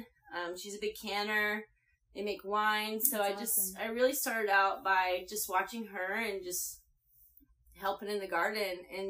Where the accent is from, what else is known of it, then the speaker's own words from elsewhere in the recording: Floyds Knobs, Indiana, United States; moved away; I'm from Indiana. It's called Boyd's Knobs, Indiana. It's southern Indiana.